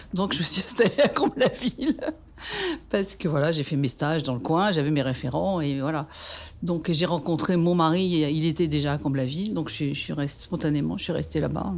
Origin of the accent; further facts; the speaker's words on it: Paris, Île-de-France, France; also born or lived in Dakar, Senegal / Brunoy; now in Montrouge, France; je suis née à Paris, dans le 15e. Euh, j'ai habité le 15e euh, jusqu'à 30 ans